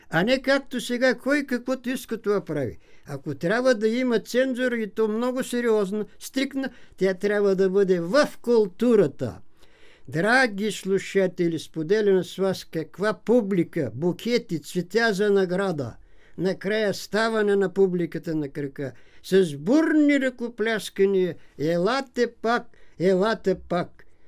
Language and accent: Bulgarian; Knizhovnik, Haskovo Province, Bulgaria; moved away as an adult; also born or lived in Strazhets (Chukurite), Ivaylovgrad area; now in Sofia, Bulgaria; Нашите са се изселили от това село и са се заселили в голямото село на големия футболист Петър Жеков, село Книжовник.